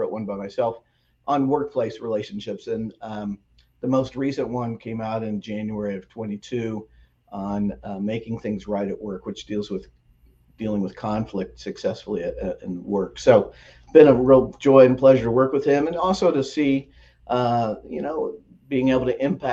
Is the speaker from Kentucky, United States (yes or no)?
no; Lawrence, Kansas, United States; moved away as an adult; also born or lived in Wheaton, Illinois / Phoenix, Arizona / Atlanta, Georgia; So I grew up outside of Kansas City in Lawrence, Kansas, where the University of Kansas is.